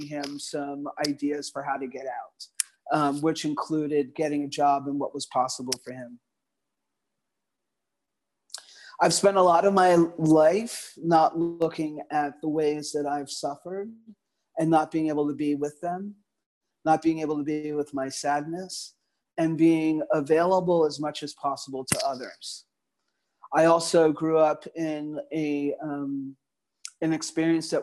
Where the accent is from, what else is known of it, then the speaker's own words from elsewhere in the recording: New York City, New York, United States; Growing up in a very multicultural community in the Northeast Bronx